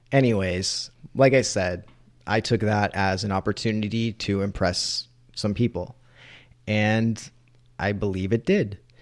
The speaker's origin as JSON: {"language": "English", "region": "New England", "country": "United States", "tie": "born or raised there", "said": "growing up in New England"}